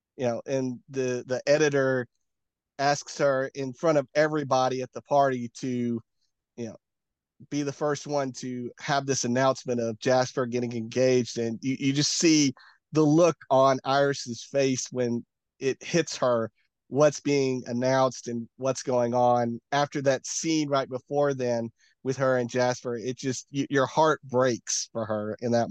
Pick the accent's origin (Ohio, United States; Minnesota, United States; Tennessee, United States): Tennessee, United States; I'm from Tennessee